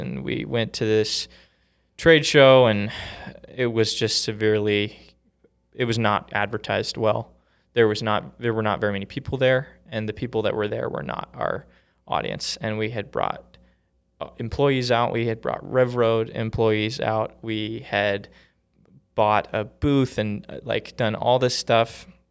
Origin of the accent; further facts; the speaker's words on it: Vancouver, Washington, United States; moved away as an adult; now in Utah, United States; I grew up in, in Washington State.